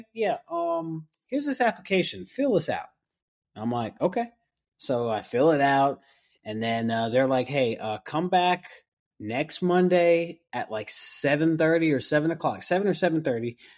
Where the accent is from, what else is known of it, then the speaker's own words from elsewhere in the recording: New York, United States; now in Mooresville, United States; I was born and raised in New York